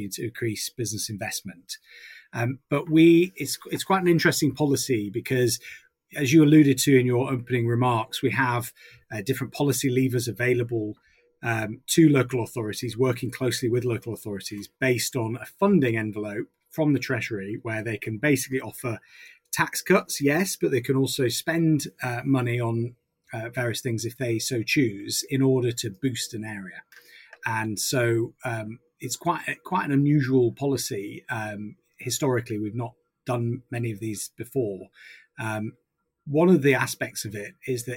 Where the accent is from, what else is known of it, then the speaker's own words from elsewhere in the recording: Leeds, Yorkshire and the Humber, United Kingdom; I grew up in Rounday in Leeds